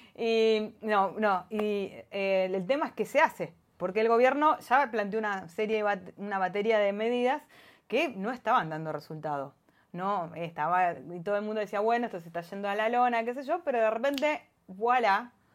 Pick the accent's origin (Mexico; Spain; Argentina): Argentina; Como Argentina